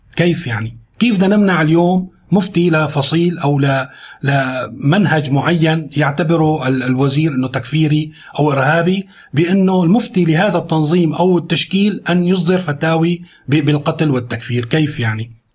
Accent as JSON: {"language": "Arabic", "country": "Syria", "said": "نحن كسوريين"}